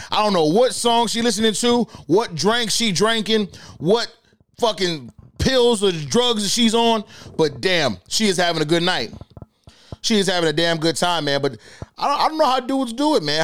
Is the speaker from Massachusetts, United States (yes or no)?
yes; Boston, Massachusetts, United States; I'm from Boston